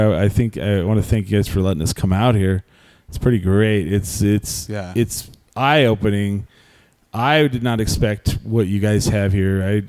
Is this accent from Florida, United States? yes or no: no; New Mexico, United States; moved away; I grew up near Texas.